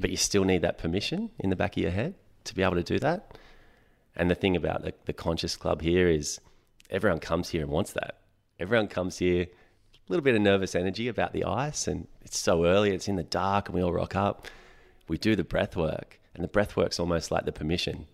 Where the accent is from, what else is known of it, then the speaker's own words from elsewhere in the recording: Sydney, New South Wales, Australia; also born or lived in Hawkesbury; I grew up in Western Sydney